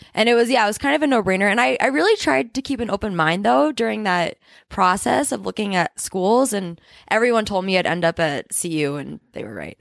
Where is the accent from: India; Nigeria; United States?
United States; New Hampshire; now in Boulder, United States; I'm from New Hampshire, and I very strongly identify with the East Coast